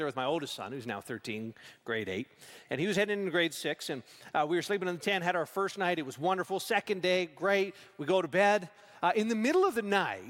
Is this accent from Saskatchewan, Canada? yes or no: yes; Saskatchewan, Canada; I grew up in Saskatchewan.